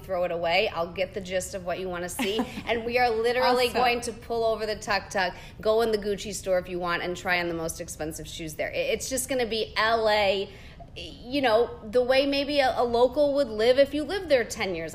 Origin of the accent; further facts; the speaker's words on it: Chicago, Illinois, United States; now in Napa Valley, United States; I'm from Chicago, born and raised